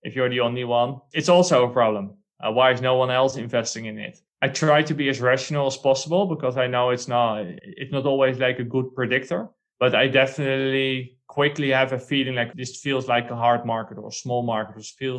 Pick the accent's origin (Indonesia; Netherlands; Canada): Netherlands; now in Spain; I'm from the Netherlands, one of the smallest countries in Europe.